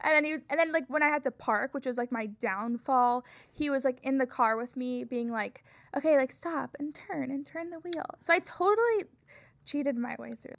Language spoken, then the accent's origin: English; Florida, United States; moved away; I'm from Florida